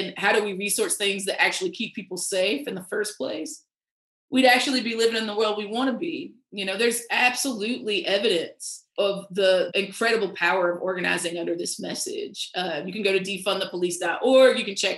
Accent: the South, United States; you know, I'm a Southerner, these man-made climate disasters are getting worse and worse by the second

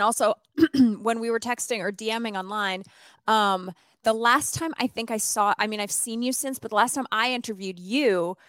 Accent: Sherwood Park, Alberta, Canada; It's called Sherwood Park, and I grew up in this in Canada

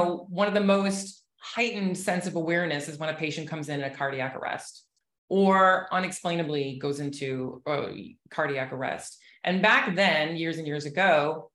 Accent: Chicago, Illinois, United States; now in Southwest Florida, United States; I'm actually from Chicago originally, but I've been in Florida for 30 plus years.

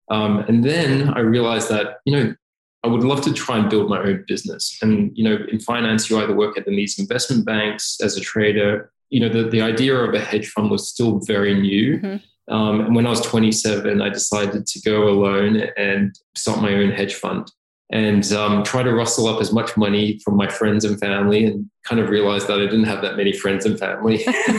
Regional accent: Singapore; also born or lived in Australia; I was born in Australia, and at a tender age of 5, I moved to Singapore, where I followed my parents when my dad was working for Pizza Hut. My twin brother, who's identical, we grew up in Singapore

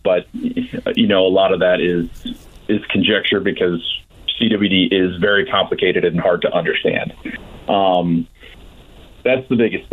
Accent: Florida, United States; moved away as an adult; also born or lived in California; now in Indiana, United States; I'm born and raised Florida

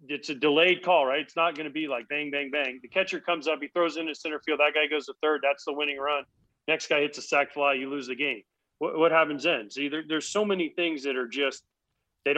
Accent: East Coast, United States; I was born on the East Coast. I live on the East Coast

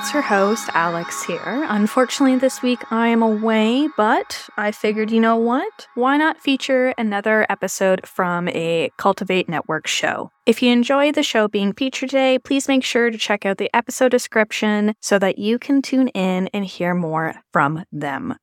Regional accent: Canada; I am her Canadian counterpart

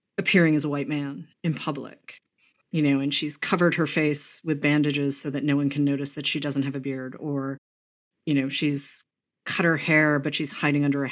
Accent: New England, United States; I grew up in New England, you know, sort of famously abolitionist

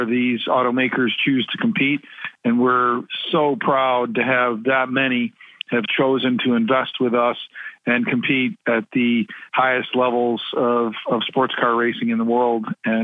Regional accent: Midwest, United States; growing up in the Midwest

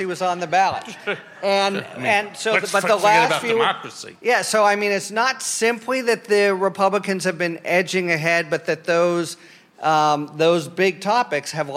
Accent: Pennsylvania, United States; I'm from Pennsylvania.

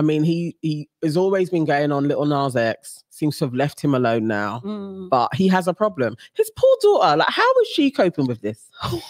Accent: United Kingdom; we're not holding it up as British borns.

